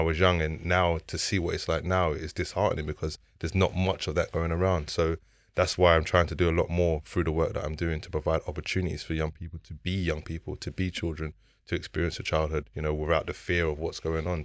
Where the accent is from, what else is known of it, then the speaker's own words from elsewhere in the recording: London, United Kingdom; I grew up on the Ellsbury Estate in Southeast London